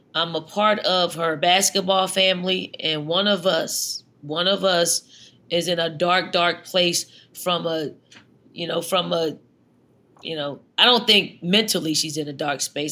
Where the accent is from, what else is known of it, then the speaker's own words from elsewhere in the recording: Philadelphia, Pennsylvania, United States; moved away; when I was that young, little dirty girl growing up in North Philly